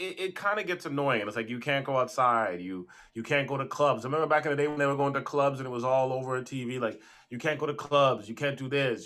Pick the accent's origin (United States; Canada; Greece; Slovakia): Canada; me and you are Canadians. We come from Caribbean backgrounds